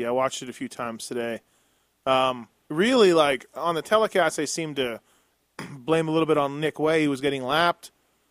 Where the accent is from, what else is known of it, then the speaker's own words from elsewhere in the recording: Canada; Like, I'm from Canada.